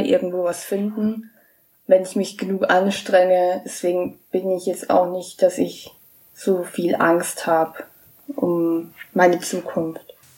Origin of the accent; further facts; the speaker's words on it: near Munich, Bavaria, Germany; ich komme aus der Nähe von München